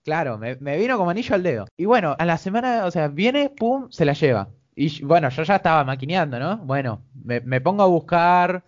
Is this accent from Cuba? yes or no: no; Argentina; Como cualquier argentino